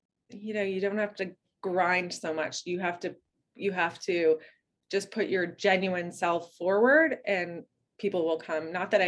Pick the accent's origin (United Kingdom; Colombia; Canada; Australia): Canada; Yeah, we're Canadian